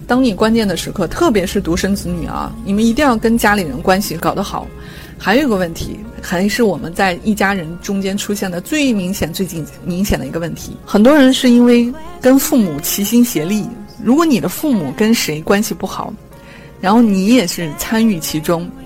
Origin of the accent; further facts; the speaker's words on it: China; 我们中国人的思维